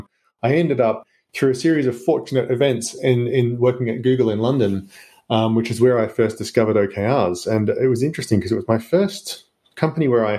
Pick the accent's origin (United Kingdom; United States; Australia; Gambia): Australia; accent: Australian; now in Luxembourg; I'm Australian, you may hear from the accent